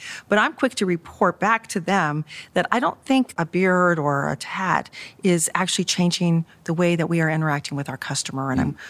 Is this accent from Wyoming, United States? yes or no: yes; Jackson Hole, Wyoming, United States; I grew up in Jackson Hole, Wyoming, which was a town of 3,000 people at that time.